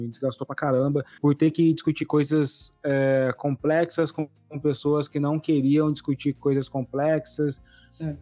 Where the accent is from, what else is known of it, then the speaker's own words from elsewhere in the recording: interior of São Paulo, Brazil; sou aqui do interior de São Paulo